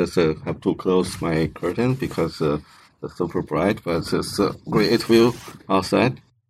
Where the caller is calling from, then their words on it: Longyearbyen, Svalbard, Norway; Yeah, I'm from Longyearbyen, Svalbard. It's an Arctic island.